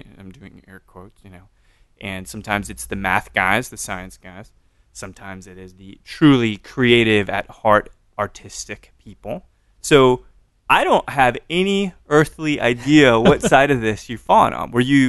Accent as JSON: {"language": "English", "town": "Katy", "region": "Texas", "country": "United States", "said": "I'm from Katy, God forbid."}